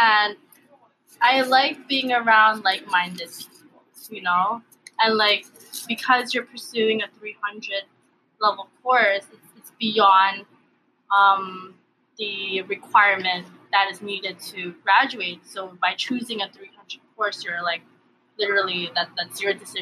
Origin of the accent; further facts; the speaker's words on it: Hawaii, United States; first language Tagalog; English is a second language; also born or lived in Baguio City, Philippines; I was born in Baguio City, Philippines. I came to the U.S., or I came to Hawaii when I was 2 or 3 years old